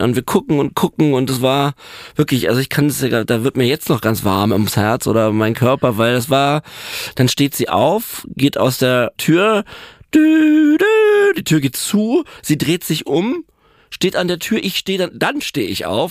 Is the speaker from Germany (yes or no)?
yes; Berlin, Germany; also born or lived in Neuenhagen; Ich bin Berliner und ähm, habe später ein bisschen im Umland gewohnt, in, in Neuenhagen